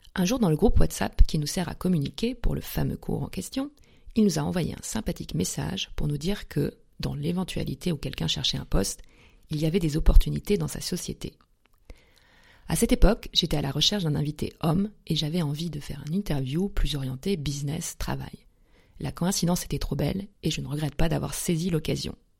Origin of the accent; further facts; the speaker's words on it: Lorraine, Grand Est, France; also born or lived in Paris; now in Munich, Germany; je suis Lorraine